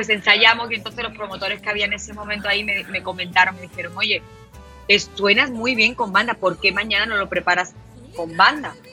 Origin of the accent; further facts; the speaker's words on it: Málaga, Andalusia, Spain; yo empecé a cantar regional mexicano desde aquí, en desde en, mi tierra, en Málaga